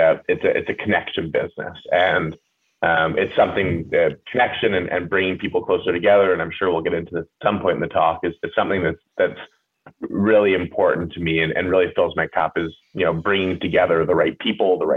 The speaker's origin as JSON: {"language": "English", "town": "Port Moody", "region": "British Columbia", "country": "Canada", "tie": "born or raised there", "said": "I grew up just outside of Vancouver. I'd call Port Moody my hometown"}